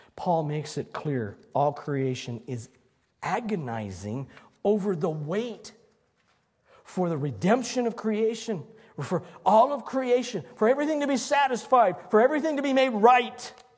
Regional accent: Longmont, Colorado, United States; when Emily and I were growing up in Longmont

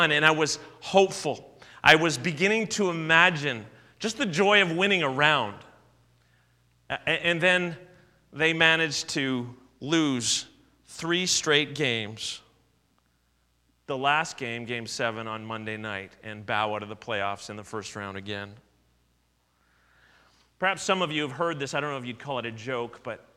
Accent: Southern Ontario, Canada; now in Edmonton, Canada; I grew up in Southern Ontario and am a big Leaf fan

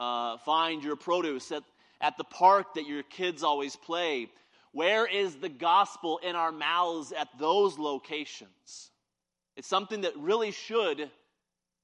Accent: Independence, Missouri, United States; also born or lived in Kansas City; I'm from Kansas City. I grew up in Independence, Missouri

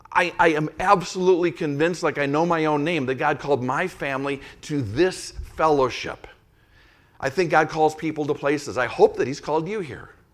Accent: Saint Paul, Minnesota, United States; moved away; I was a little guy growing up in the Catholic Church when, when the Holy Spirit was cooking in South, Southern California, but directly or indirectly, that Catholic Church in Saint Paul, Minnesota caught that spirit.

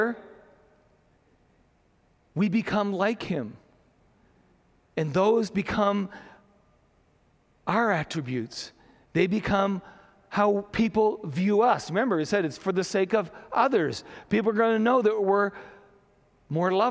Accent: Saint John, New Brunswick, Canada; growing up in St. John

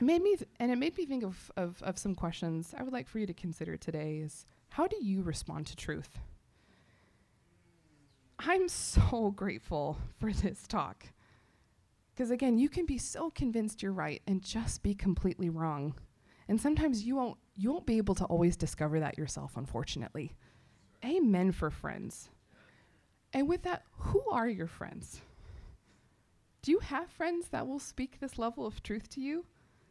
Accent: Texas, United States; I'm from Texas

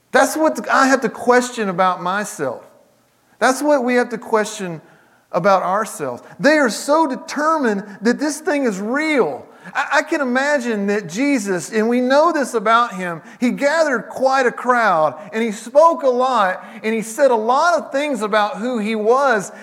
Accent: the South, United States; I grew up in the South, I pastored in the South.

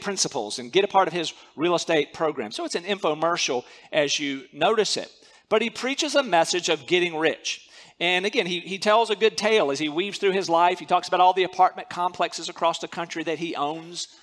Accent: North Carolina, United States; moved away as an adult; also born or lived in Central Asia; I grew up in North Carolina.

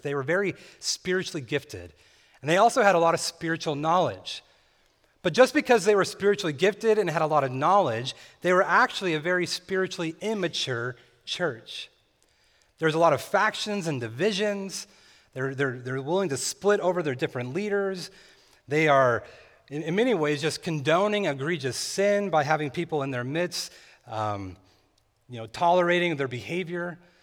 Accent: California, United States; Growing up in California, my family and I would sometimes visit this lake named Lake Isabella

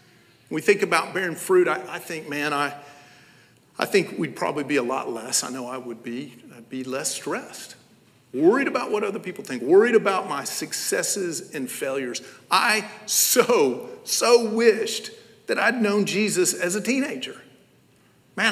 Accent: Knoxville, Tennessee, United States; I'm from Knoxville, Tennessee.

